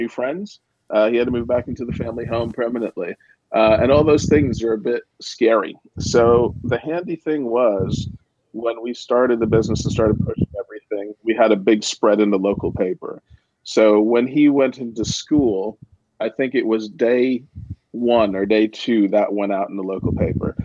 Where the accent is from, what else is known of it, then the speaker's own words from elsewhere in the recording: United States; Being an American